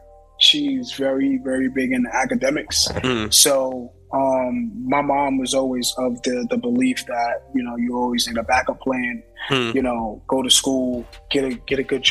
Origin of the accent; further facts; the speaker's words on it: New York City, New York, United States; Bronx, New York, born and raised